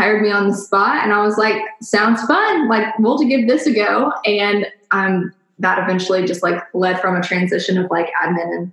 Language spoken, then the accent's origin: English; Nashville, Tennessee, United States; I am from Nashville, Tennessee, born and raised